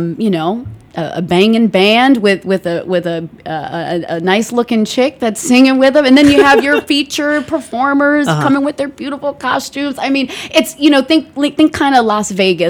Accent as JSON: {"language": "English", "town": "Rhodes", "region": "South Aegean", "country": "Greece", "moved": "yes", "said": "I'm from Rhodes Island"}